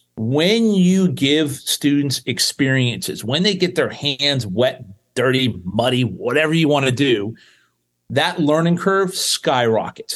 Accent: South Florida, United States; I grew up in South Florida

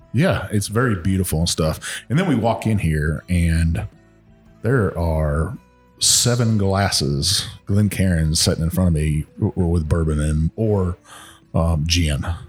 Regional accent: Texas, United States; good old Texas boy, growing up in Texas

